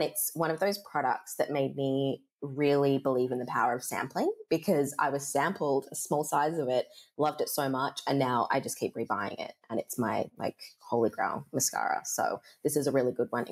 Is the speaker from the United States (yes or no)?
no; Perth, Western Australia, Australia; accent: Australian; spent so much of my childhood here being in my mum's braiding salon, which was one of the first in Australia, and it was probably the first here in Perth